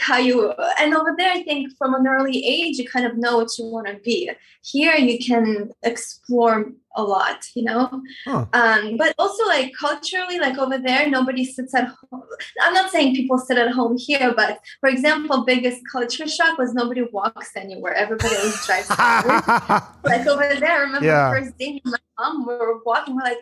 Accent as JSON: {"language": "English", "region": "Moscow", "country": "Russia", "tie": "born or raised there", "also_born_or_lived": "Armenia", "moved": "yes", "lives_now": "United States", "said": "I was born in Armenia. When I was three, my family moved to Moscow"}